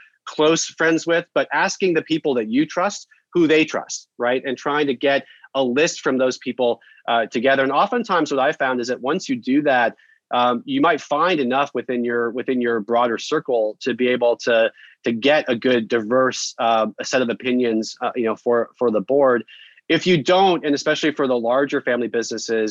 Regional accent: Denver, Colorado, United States; now in Boston, United States; I'm from Denver, a lifelong Broncos

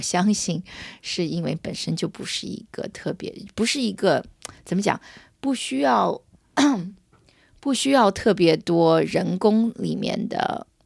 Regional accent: United States; 我在美国长大的

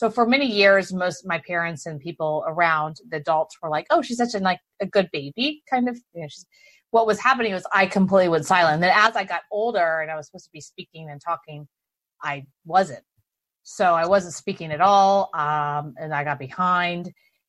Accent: Houston, Texas, United States; Because my entire family is like strong draw Texan, right? I was born and raised in Houston.

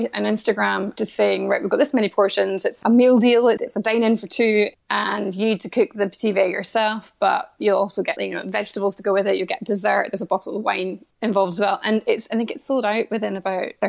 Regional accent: Scotland, United Kingdom; being Scottish

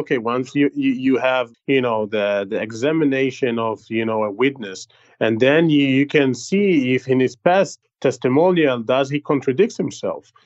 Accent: Israel; accent: Israeli; English is a second language; my terrible israeli accent

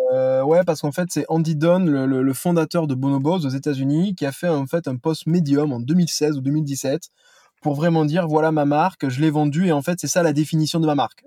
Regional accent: Toulouse, Occitania, France; now in Paris, France; je suis un Toulousain

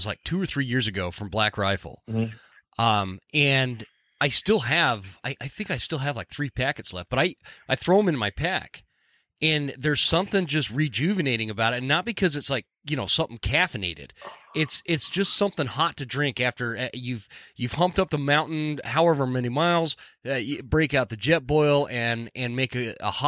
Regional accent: Utah, United States; moved away; I'm actually originally from Utah. That's where I grew up.

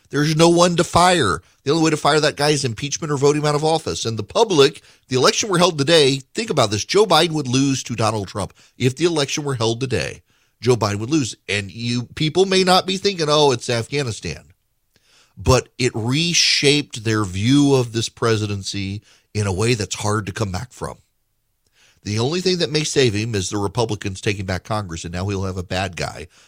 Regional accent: Dubai, United Arab Emirates; When I grew up in Dubai, we had a housekeeper.

